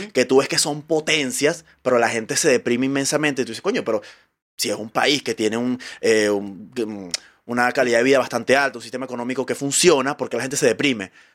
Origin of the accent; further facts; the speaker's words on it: Venezuela; now in Chile; yo vengo de Venezuela